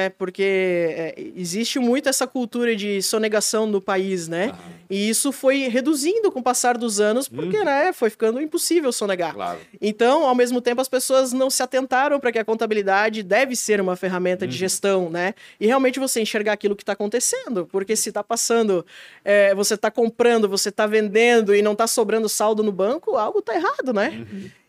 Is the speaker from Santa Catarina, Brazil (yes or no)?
yes; Blumenau, Santa Catarina, Brazil; Eu sou de Blumenau, é. é. Mas o pessoal pega no meu pé que eu, eu atuei 10 anos em São Paulo e 3 em Curitiba